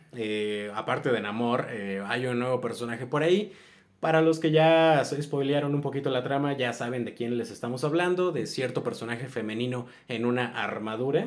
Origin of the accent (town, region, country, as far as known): Mexico